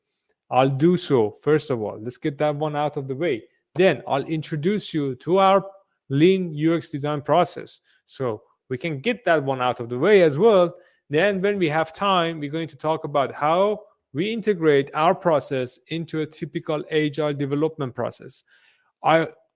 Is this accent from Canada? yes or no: no; Iran; moved away as an adult; also born or lived in Sweden; now in Berlin, Germany; originally from Iran, been in Berlin for, God knows, over a decade now.